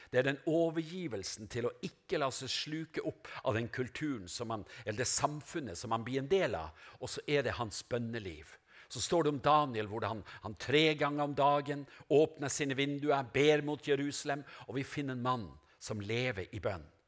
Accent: Norway; moved away; Seløya, til øya der jeg kommer fra, Pelgrimskysten

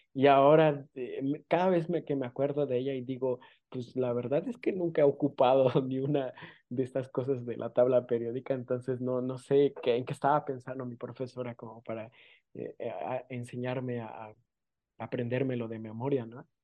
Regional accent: San Pedro Amuzgos, Oaxaca, Mexico; first language Amuzgo; Spanish is a second language; soy de la costa eh, de Oaxaca, soy de una comunidad indígena que se llama San Pedro Musgos.

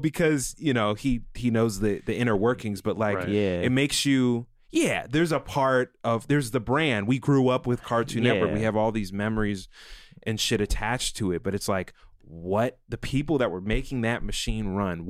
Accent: Maryland, United States; I grew up in Maryland.

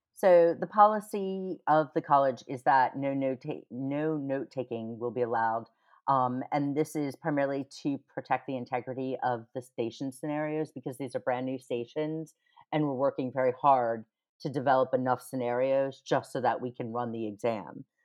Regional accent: United States; moved away as an adult; now in United Kingdom; I'm American

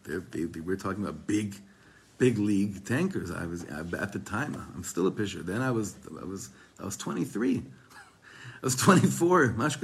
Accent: Israel; I guess I'm just from Eretz Yisrael. I'm more sensitive to these things.

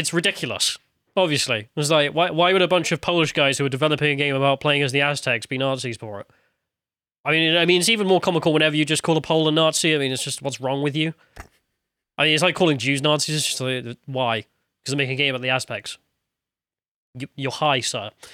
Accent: United Kingdom; as a British person

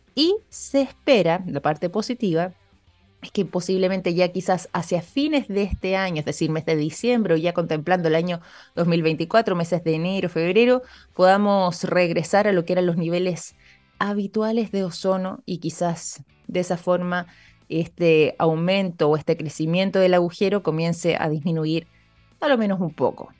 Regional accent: Chile; como chilenos

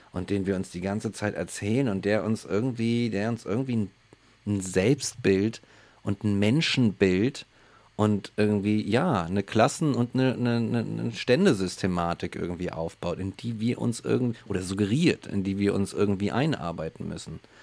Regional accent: Germany; bei uns in Deutschland

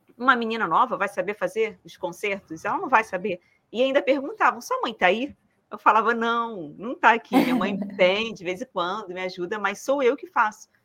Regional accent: Rio de Janeiro, Brazil; now in southern Brazil; eu sou carioca, agora moro no sul.

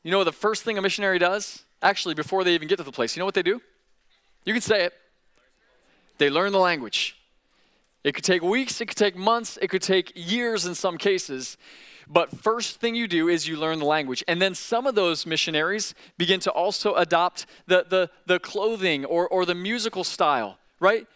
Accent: Sebring, Florida, United States; moved away; some of you come from places like I come from, a small town. I came from Sebring, Florida

